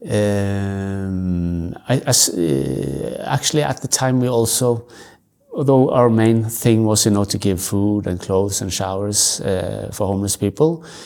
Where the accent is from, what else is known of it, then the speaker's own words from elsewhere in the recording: Norway; also born or lived in other countries; I'm I grew up in the Salvation Army. My parents they were officers in the Salvation Army, so I moved around in Norway and other countries also with them